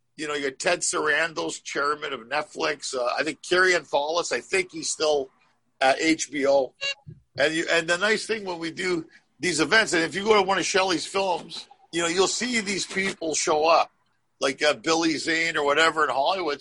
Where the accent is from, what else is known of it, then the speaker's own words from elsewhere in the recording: Canada; now in Los Angeles, United States; I came from Canada